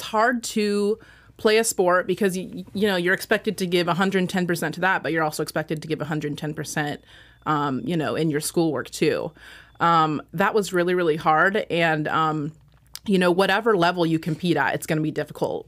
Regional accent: Washington, United States; moved away as an adult; I am from Washington, and I was like, "You know what? I'm just gonna leave Washington. This place is too small

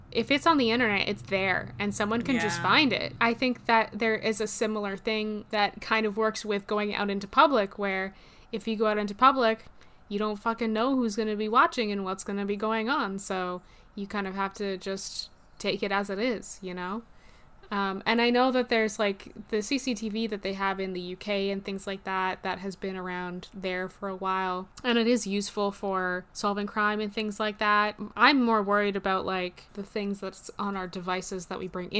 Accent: Canada; We are Canadian

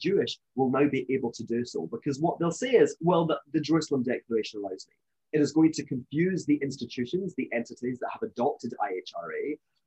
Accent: Scotland, United Kingdom; I'm from Scotland, as you may know, you may be able to tell from my accent

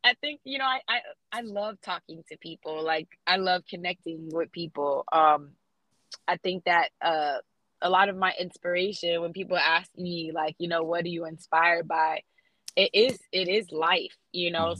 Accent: South Florida, United States; now in Atlanta, United States; I grew up in South Florida, being raised around like Haitians

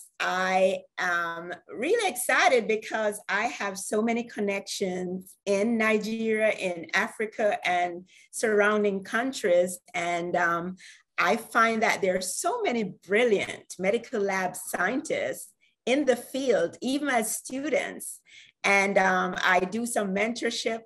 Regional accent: Jamaica; I am from Jamaica.

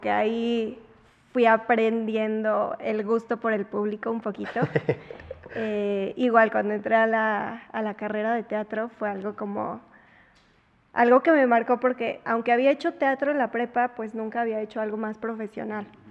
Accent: Puebla, Mexico; nací en Puebla, crecí en Puebla, toda mi vida he vivido en Puebla

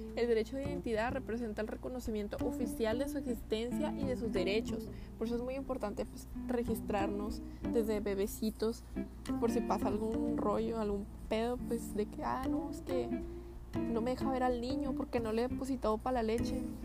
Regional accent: northern Mexico, Mexico; siendo norteños

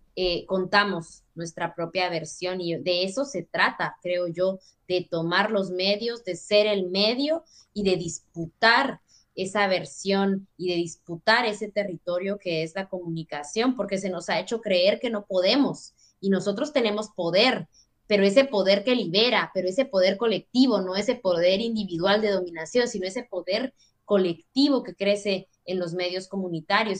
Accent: Totonicapán, Guatemala; moved away as an adult; now in Basque Country, Spain; soy una mujer indígena quiché de Totonicapán, Guatemala

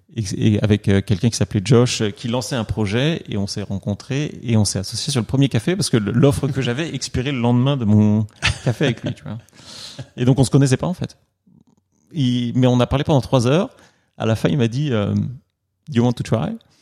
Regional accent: Normandy, France; moved away as an adult; also born or lived in Paris, France / China; now in New York, United States; je suis né à Paris quand même. C'est-à-dire que je suis pas de Normand d'origine.

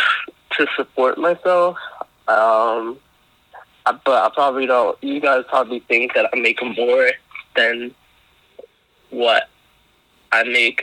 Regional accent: New York City, New York, United States; From New York. I was born and raised in Brooklyn

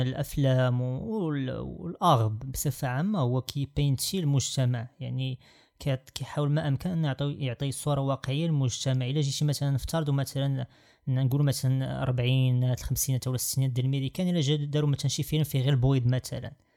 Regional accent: Morocco; انا مغربي

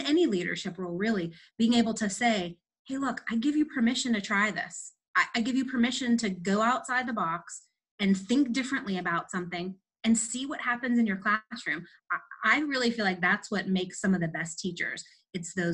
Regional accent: Pittsburgh, Pennsylvania, United States; born and raised in Pittsburgh, lived here all my life

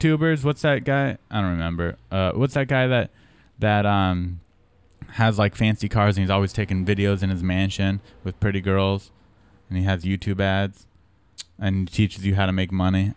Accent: San Diego, California, United States; I'm from San Diego

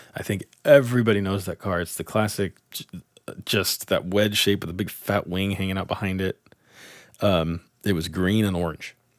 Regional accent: Tulare, California, United States; my hometown track, Tulare Thunderbolt Raceway

